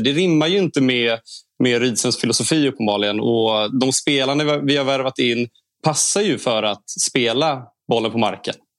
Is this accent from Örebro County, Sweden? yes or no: no; Stockholm, Stockholm County, Sweden; moved away as an adult; now in Kalmar, Sweden; Jag är från Stockholm ursprungligen